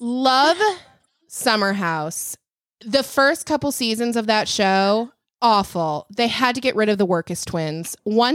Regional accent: Grand Rapids, Michigan, United States; I grew up in Michigan, like in Grand Rapids.

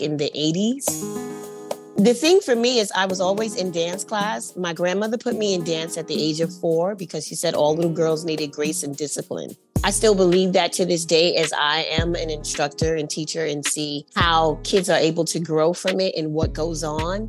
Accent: New York City, New York, United States; I grew up in Spanish Harlem

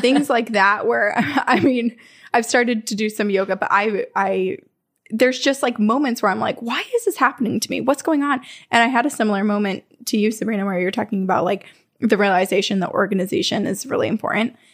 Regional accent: Vermont, United States; this really reminds me of growing up in Vermont. This looks like my childhood in Vermont

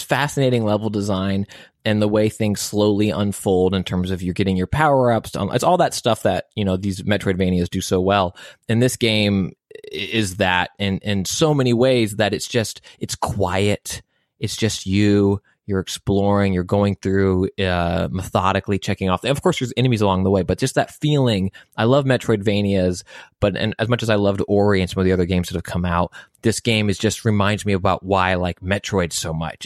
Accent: United States; as an American

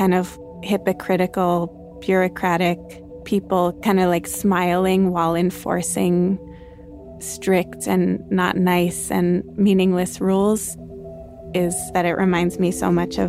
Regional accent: New York, United States; as a New Yorker

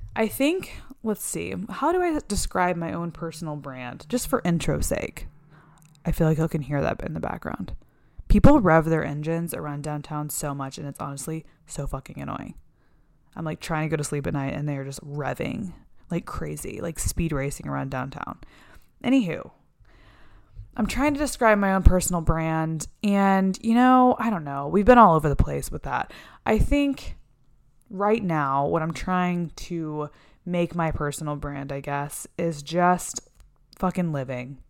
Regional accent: Texas, United States; moved away as an adult; also born or lived in Florida; now in Los Angeles, United States; I lived in Texas most of my young life. I went to college in Texas

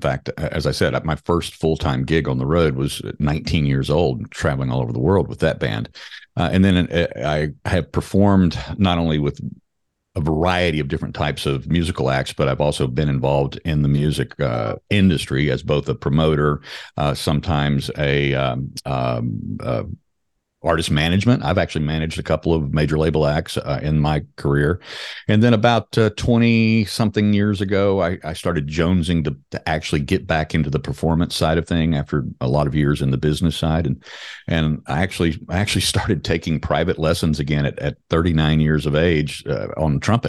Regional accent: Louisiana, United States; now in North Carolina, United States; I was born and bred in Louisiana. I've got a healthy heaping dose of Cajun in my blood, but I have been in North Carolina for 30 years this year

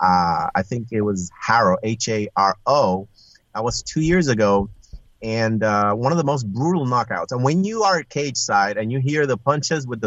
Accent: Puerto Rico; moved away as an adult; also born or lived in Iowa; I was originally from Puerto Rico, but I accepted a job position in Iowa, of all places.

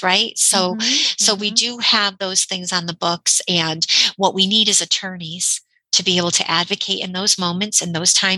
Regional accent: Connecticut, United States; I'm from Connecticut

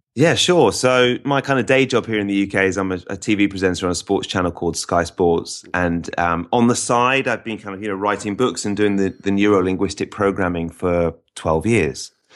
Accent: England, United Kingdom; we might think of ourselves as English rather than British

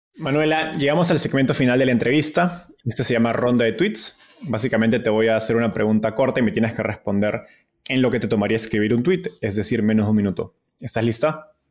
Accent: Peru; Perú, de donde soy

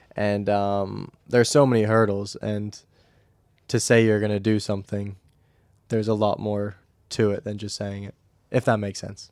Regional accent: United States; moved away

